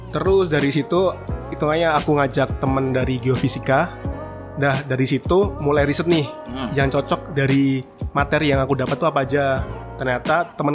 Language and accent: Indonesian; Bantul, Special Region of Yogyakarta, Indonesia; uh, aku sendiri asli Jogja, tempatnya di Bantul.